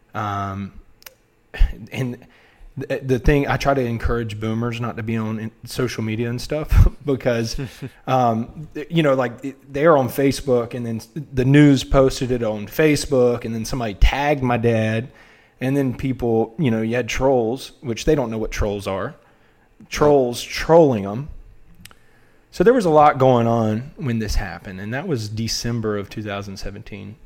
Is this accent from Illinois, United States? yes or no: no; Wilmington, North Carolina, United States; I'm from Wilmington, North Carolina